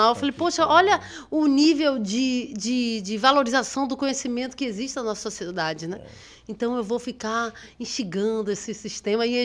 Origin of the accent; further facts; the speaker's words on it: Maranhão, Brazil; born there; also born or lived in Rio de Janeiro; now in Lauro de Freitas, Brazil; Tive uma passagem no Rio de Janeiro de 14 anos, por isso tem um sotaque assim meio tão, mas é, nasci, nasci no Maranhão